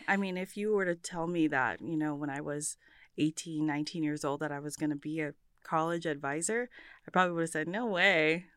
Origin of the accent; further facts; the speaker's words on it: Bremerton, Washington, United States; I was, uh, born and raised in Bremerton, Washington